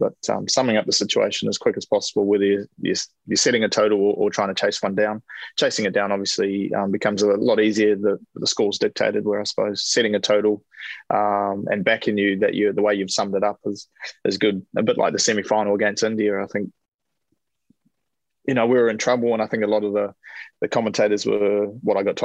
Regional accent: New Zealand; as a Kiwi kid growing up

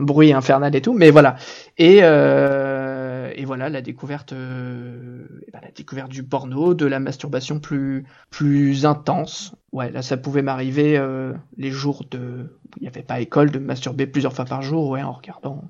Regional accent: Normandy, France; je viens de Normandie

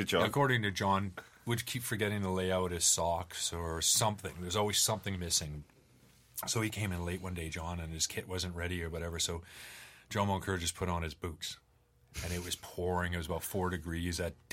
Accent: Canada; as a Canadian

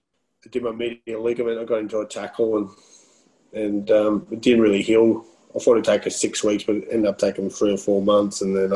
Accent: Netherlands; because when I come from Holland and how they play football and how they prepare for games

